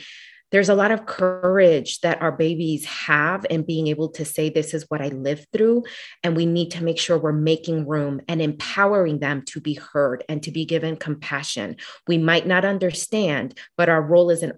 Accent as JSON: {"language": "English", "town": "Philadelphia", "region": "Pennsylvania", "country": "United States", "said": "I'm from Philly"}